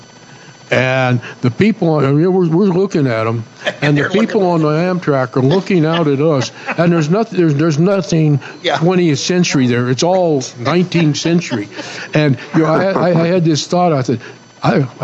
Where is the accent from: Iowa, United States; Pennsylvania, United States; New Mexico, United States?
New Mexico, United States; Ruidoso; I grew up in Ruidoso, New Mexico